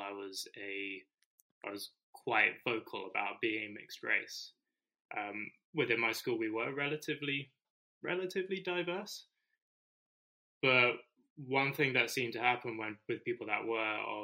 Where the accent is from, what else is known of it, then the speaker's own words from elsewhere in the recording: United Kingdom; I was born here.